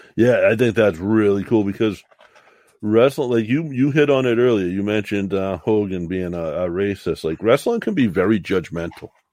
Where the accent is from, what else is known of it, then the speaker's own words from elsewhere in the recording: the South, United States; I was from South